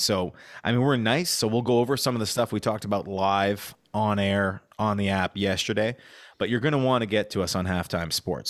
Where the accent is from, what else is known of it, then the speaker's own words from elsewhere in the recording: Canada; We're Canadian